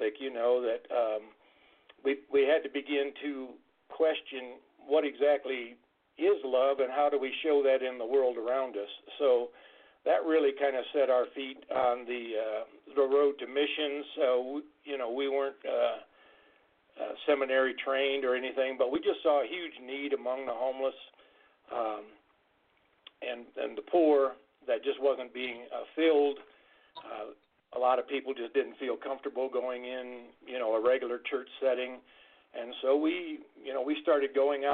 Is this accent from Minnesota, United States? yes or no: no; Michigan, United States; also born or lived in Southwest Colorado; now in Colorado, United States; I grew up in Michigan